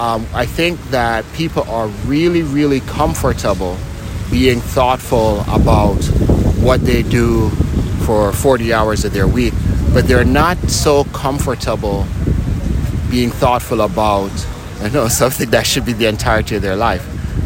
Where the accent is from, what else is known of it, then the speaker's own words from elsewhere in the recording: Jamaica; now in United States; I was born in Jamaica, okay. And spent a good chunk, not just a good chunk, damn near all my adult life in the U.S.